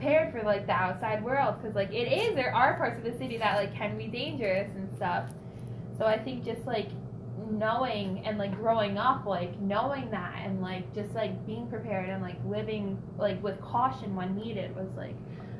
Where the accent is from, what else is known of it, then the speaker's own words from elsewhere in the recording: New York, United States; I'm from New York, but not from the city.